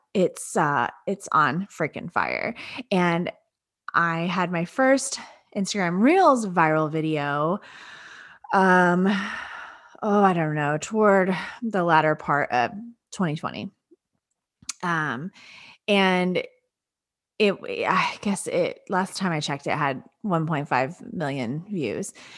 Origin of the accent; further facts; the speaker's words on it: Lake Jackson, Texas, United States; my hometown of Lake Jackson, Texas